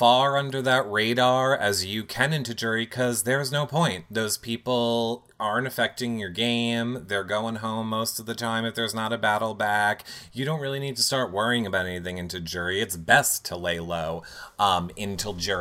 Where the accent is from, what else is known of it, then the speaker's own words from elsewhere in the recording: Long Island, New York, United States; we're New Yorkers.